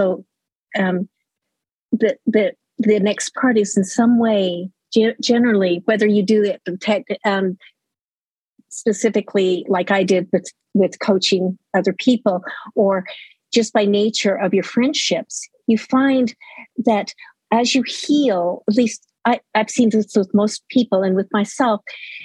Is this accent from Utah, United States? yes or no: yes; Utah, United States; moved away as an adult; also born or lived in Laramie, Wyoming; now in Los Lunas, United States; I lived in Utah most of my life